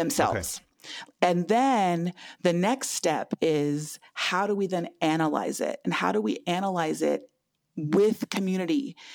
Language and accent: English; Lame Deer, Montana, United States; I was born and raised in Lame Deer, Montana, which is a small community on the Northern Cheyenne Indian Reservation